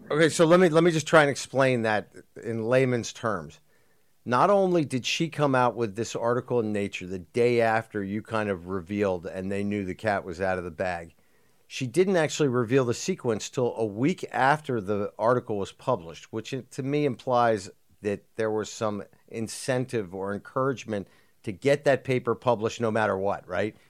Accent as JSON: {"language": "English", "country": "United States", "said": "as an American"}